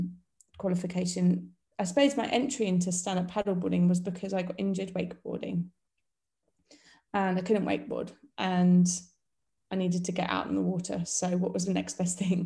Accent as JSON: {"language": "English", "town": "Portsmouth", "region": "South East England", "country": "United Kingdom", "tie": "born or raised there", "said": "my hometown"}